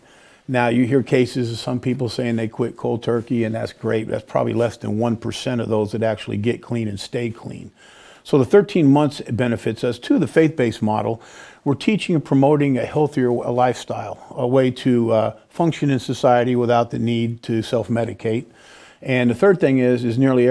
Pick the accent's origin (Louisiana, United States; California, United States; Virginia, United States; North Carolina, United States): California, United States; moved away as an adult; now in Peoria, United States; I'm a Californian, right? And so I had to give up that warm sun to come out for these brutal winters